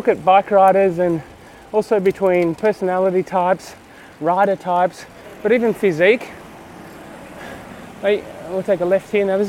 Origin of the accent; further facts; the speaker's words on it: Australia; now in Stabio, Switzerland; I'm actually Australian. I rent a house in Europe. I own a house in Australia.